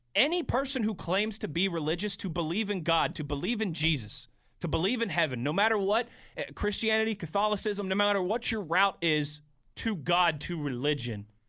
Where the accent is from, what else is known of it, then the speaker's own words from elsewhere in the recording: Cranberry, Pennsylvania, United States; I grew up in Cranberry, Pennsylvania